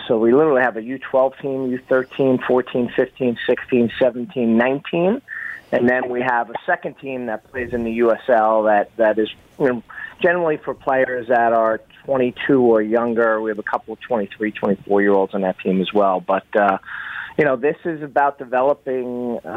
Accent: United States; moved away as an adult; now in Toronto, Canada; I moved here 3 years ago. I'm from the States, from the New York area

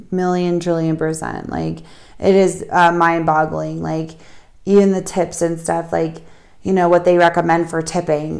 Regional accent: United States; We come from the States

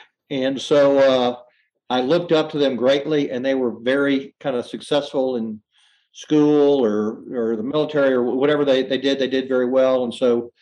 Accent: Houston, Texas, United States; I'm kind of one of the few native Houstonians that grew up here

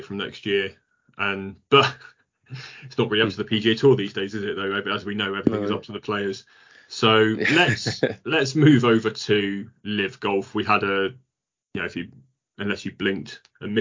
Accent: United Kingdom; as British fans

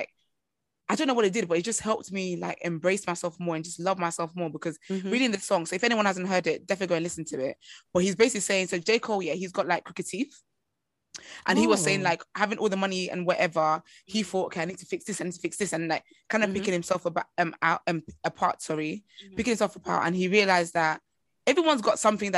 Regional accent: Nigeria; I'm Nigerian and I'm African.

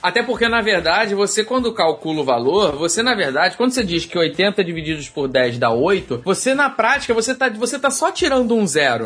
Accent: Rio de Janeiro, Brazil; eu como carioca

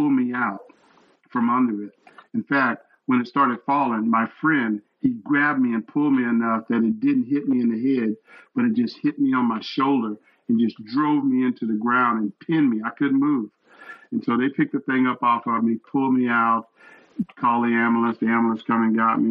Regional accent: Texas, United States; I was born and raised in Texas

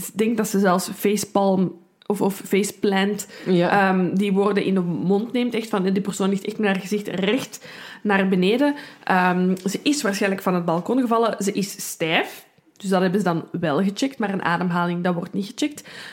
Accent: Brussels, Brussels-Capital Region, Belgium; ik ben van Brussel, ik kan er niet aan doen. Soms komt er iets Frans uit.

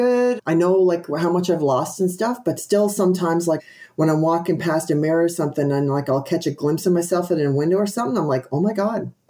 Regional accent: Newfoundland and Labrador, Canada; now in British Columbia, Canada; I grew up in Newfoundland and I moved, Newfoundland is on the East Coast of Canada, and I moved to Western Canada.

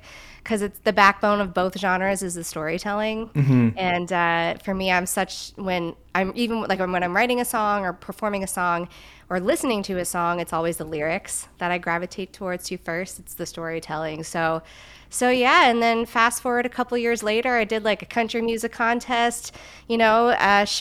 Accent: Newfoundland and Labrador, Canada; also born or lived in Yellowknife, Northwest Territories; I know a lot of people think I was born in Newfoundland, but I grew up in Newfoundland. My family are all from Newfoundland. So I am a Newfoundlander, not born, but bred.

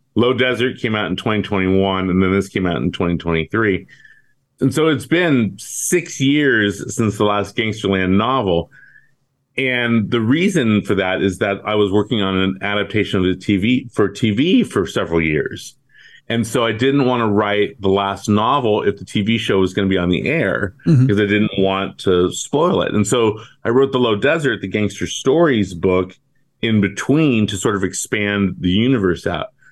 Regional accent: Bay Area, California, United States; I grew up in the Bay Area

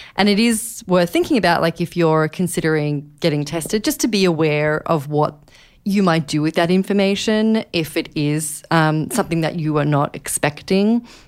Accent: Australia; now in New York, United States; I am Australian, but I live here in New York

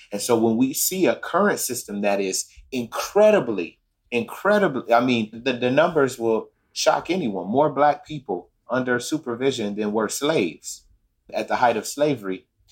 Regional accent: Chicago, Illinois, United States; we grew up in Chicago, Illinois, in a neighborhood called West Inglewood

